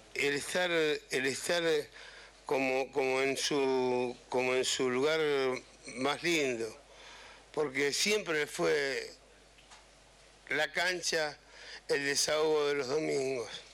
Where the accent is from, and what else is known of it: Argentina; moved away